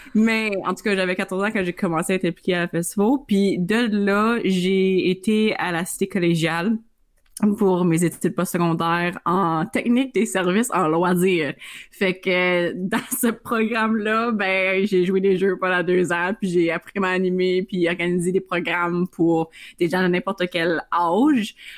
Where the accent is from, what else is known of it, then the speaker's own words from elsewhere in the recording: Iroquois Falls, Ontario, Canada; je viens euh, du nord d'Ontario, fait que je viens de la petite ville d'Iroquois Falls